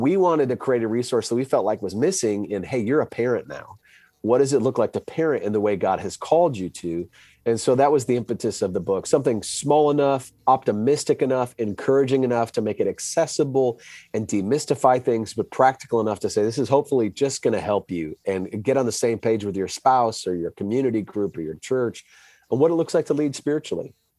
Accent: Wisconsin, United States; now in Dallas, United States; I grew up in Wisconsin

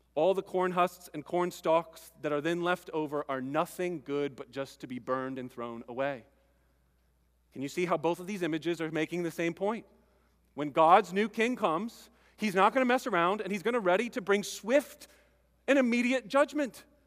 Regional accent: United States

